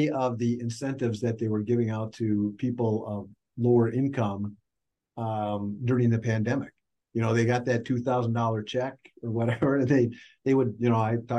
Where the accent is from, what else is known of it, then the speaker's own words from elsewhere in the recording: Minnesota, United States; I'm from Minnesota